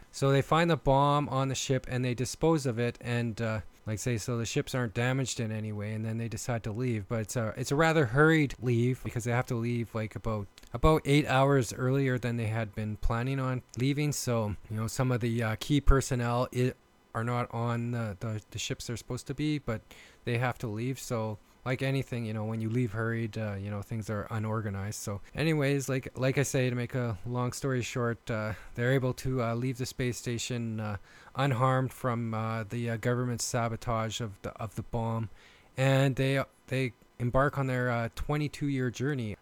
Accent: Canada; accent: Canadian; I am from Canada and I've been told I have a uh, Canadian accent

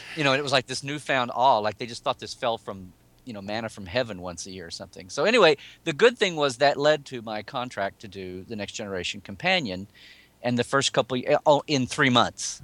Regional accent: Oklahoma City, Oklahoma, United States; moved away as an adult; now in California, United States; I'm originally from Oklahoma and moved down to California fifteen years ago.

